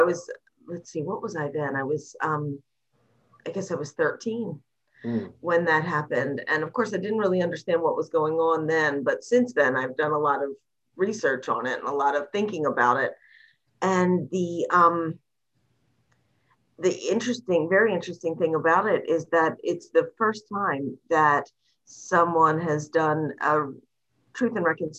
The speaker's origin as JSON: {"language": "English", "town": "Greensboro", "region": "North Carolina", "country": "United States", "tie": "born or raised there", "said": "I grew up in Greensboro, North Carolina."}